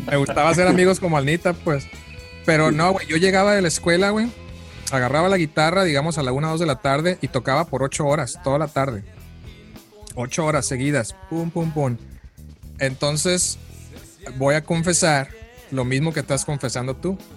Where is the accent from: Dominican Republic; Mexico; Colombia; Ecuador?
Mexico; now in United States; cuando me vine de, de México para Estados Unidos, este, esa era mi preocupación más grande, ¿no?